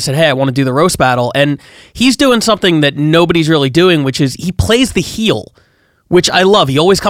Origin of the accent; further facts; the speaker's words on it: Philadelphia, Pennsylvania, United States; moved away; we're both from Philly